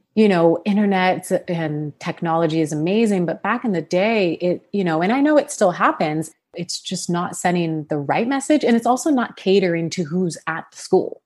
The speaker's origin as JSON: {"language": "English", "town": "Sacramento", "region": "California", "country": "United States", "tie": "born or raised there", "also_born_or_lived": "Los Angeles, California", "said": "I'm from Sacramento, California, born and raised, went to college there."}